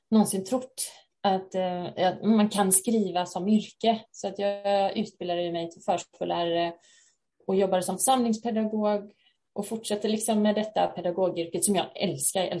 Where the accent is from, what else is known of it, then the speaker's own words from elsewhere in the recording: Haverdal, Halland County, Sweden; jag är författare från Haverdal utanför Halmstad